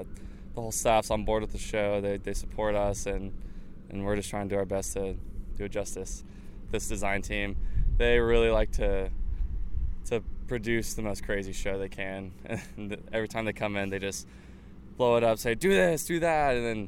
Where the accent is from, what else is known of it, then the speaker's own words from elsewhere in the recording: Houston, Texas, United States; I'm from Houston, Texas.